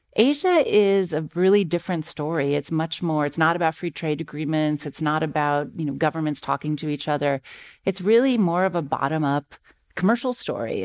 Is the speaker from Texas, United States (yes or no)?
no; Akron, Ohio, United States; I grew up in Akron, Ohio